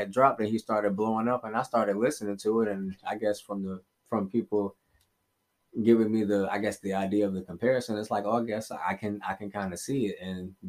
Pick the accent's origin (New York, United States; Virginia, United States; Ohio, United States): Virginia, United States; Smithfield; I'm from Smithfield, Virginia.